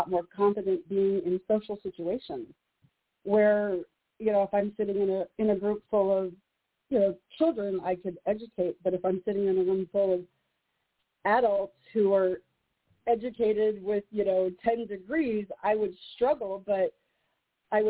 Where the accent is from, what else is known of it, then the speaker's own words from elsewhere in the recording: Juneau, Alaska, United States; also born or lived in Oregon; I'm in Juneau. I was born and raised in Juneau, Alaska, the capital.